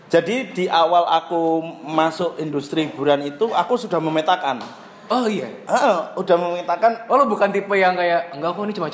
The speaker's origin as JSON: {"language": "Indonesian", "region": "Java", "country": "Indonesia", "said": "kamu tahu aku orang Jawa"}